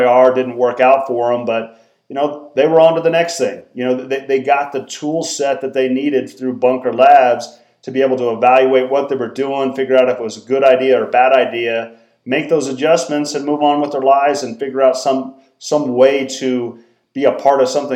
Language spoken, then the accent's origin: English; Norwood, Colorado, United States; now in Denver, United States; I grew up in Southwest Colorado originally, a small town called Norwood